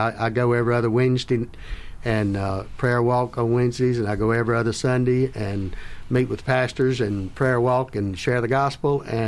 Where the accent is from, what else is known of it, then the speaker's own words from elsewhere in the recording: South Carolina, United States; now in Florida, United States; I grew up in South Carolina